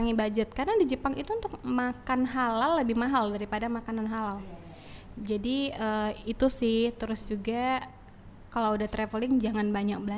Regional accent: Toba, North Sumatra, Indonesia; karena malu aja taunya sumut cuman ya kampungku Toba gitu udah gitu

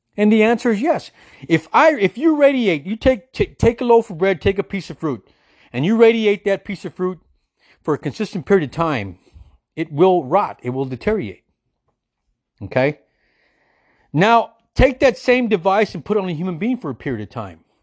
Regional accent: United States; as an American citizen

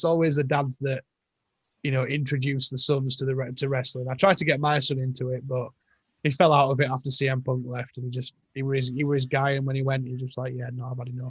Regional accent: United Kingdom; I am British

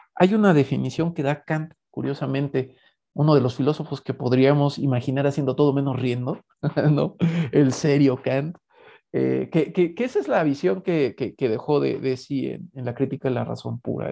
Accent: Mexico; como mexicanos

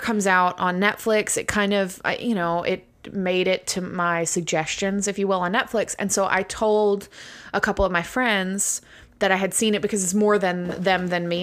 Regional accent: United States; first language English; I am from America, and so English is my first language.

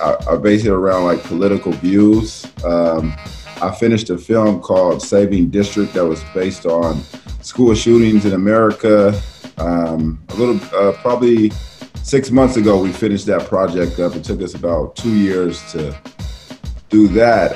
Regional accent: Portland, Oregon, United States; I'm from Portland, Oregon

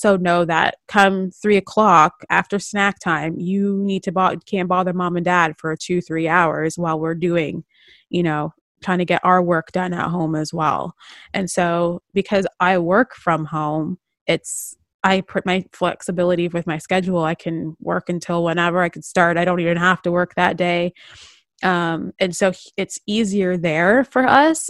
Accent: Toronto, Ontario, Canada; now in Vancouver, Canada; When we first moved here from Ontario and from Toronto, you know, growing up, you know, we're used to snow

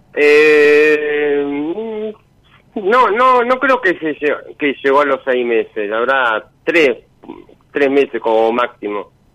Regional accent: Buenos Aires Province, Argentina; de zona oeste.

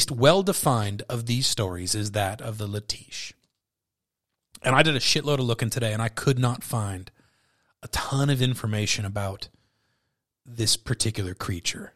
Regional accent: California, United States; I'm from California.

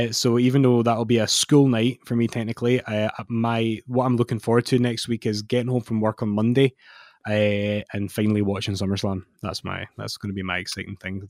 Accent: Scotland, United Kingdom; I'm Scottish

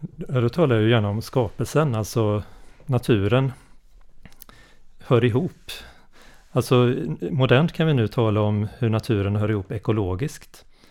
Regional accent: Varberg, Halland County, Sweden; Jag är från, eh, Varbergsdrakten, hallänning

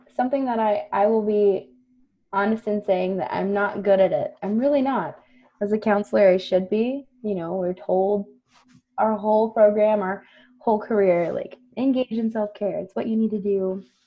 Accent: Floresville, Texas, United States; also born or lived in San Antonio, Texas; Grew up in Floresville, Texas

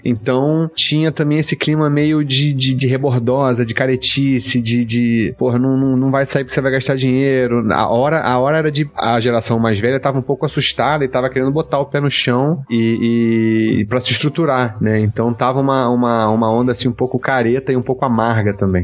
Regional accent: Petrópolis, Rio de Janeiro, Brazil; sou de Petrópolis, que é uma cidade pequena

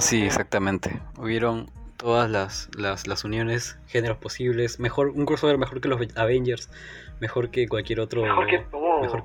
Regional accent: Peru; en mi país

